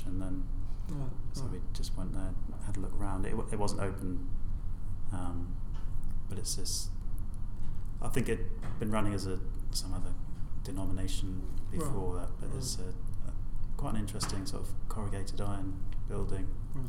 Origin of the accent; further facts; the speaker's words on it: Horsham, South East England, United Kingdom; Yeah, I mean, I grew up in North Horsham, which, I mean, I don't know what it's like now, but I can honestly say I didn't really enjoy a lot of my time there.